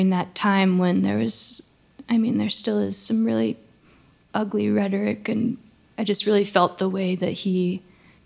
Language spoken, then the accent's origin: English; La Conner, Washington, United States; now in Portland, United States; I grew up in a small town in northern Washington called Laconer